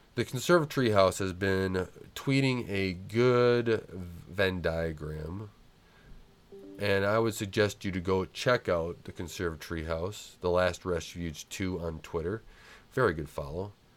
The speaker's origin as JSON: {"language": "English", "country": "United States", "said": "We, as American people"}